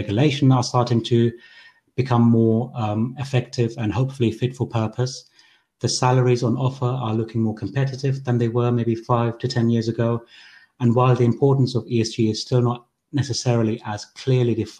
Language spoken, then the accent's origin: English; Germany; moved away as an adult; also born or lived in Sri Lanka; now in United Kingdom; We arrived in Germany as refugees when I was 3 years old, and I've lived there for 15 years before we moved again to the UK.